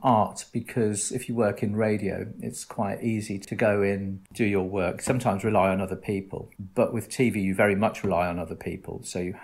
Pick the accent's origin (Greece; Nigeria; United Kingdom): United Kingdom; Northamptonshire, East Midlands; moved away; I'm from Northamptonshire originally